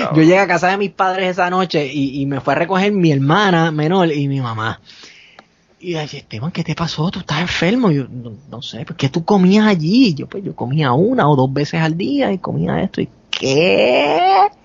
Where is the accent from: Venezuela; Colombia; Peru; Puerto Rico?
Puerto Rico; yo soy de Puerto Rico